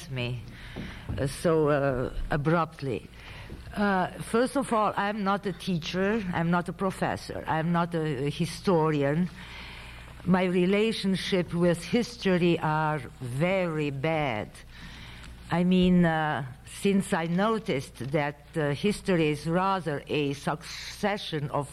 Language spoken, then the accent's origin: English; Romania; born or raised there; English is a second language; moved away